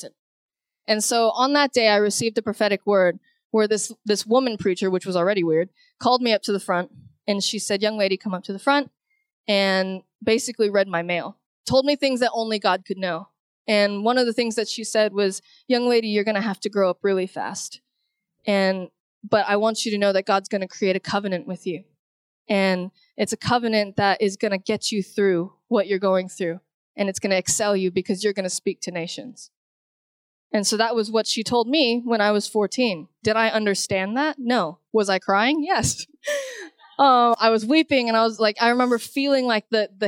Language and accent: English; Houston, Texas, United States; I grew up, I'm originally from Houston, Texas